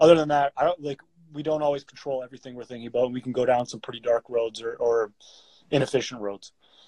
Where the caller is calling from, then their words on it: Calgary, Alberta, Canada; I'm coming from Calgary, Alberta.